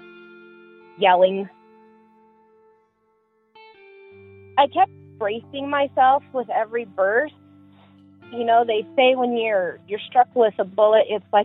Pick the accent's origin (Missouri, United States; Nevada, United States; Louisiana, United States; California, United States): Nevada, United States; Las Vegas; I was born and raised in Las Vegas.